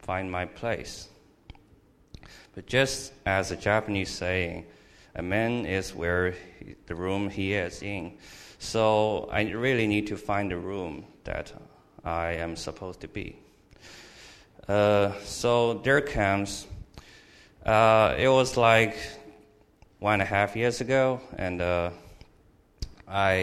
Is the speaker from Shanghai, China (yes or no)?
yes; Shanghai, China; moved away as an adult; now in Louisiana, United States; I came from China, Shanghai, China. It was a big city, and I was only a child in the family